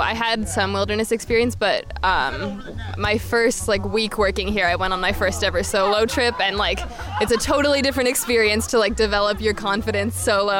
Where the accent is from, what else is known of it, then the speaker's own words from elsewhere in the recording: St. Paul, Minnesota, United States; now in Minneapolis, United States; I am originally from St. Paul, Minnesota